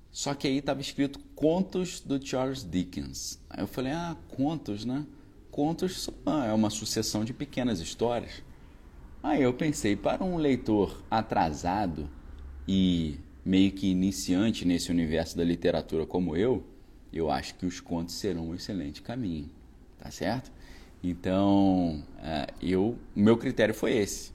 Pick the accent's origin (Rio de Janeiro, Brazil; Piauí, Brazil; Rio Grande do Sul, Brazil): Rio de Janeiro, Brazil; Niterói; Quando eu fiz o doutorado, eu voltei para minha cidade natal ali, onde eu sempre morei nessa época, né? em Niterói.